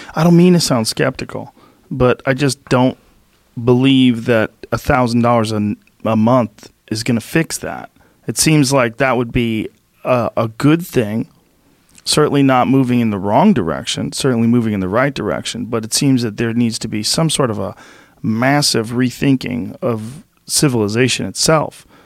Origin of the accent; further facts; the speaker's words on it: Boston, Massachusetts, United States; where I grew up in Boston